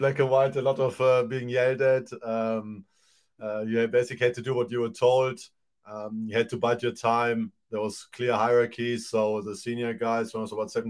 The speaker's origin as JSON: {"language": "English", "country": "Germany", "tie": "born or raised there", "also_born_or_lived": "New Zealand", "moved": "yes", "lives_now": "Te Aroha, New Zealand", "said": "originally born in Germany. Mom is German, dad is from former Yugoslavia, Montenegro to be precise. Moved here in 98."}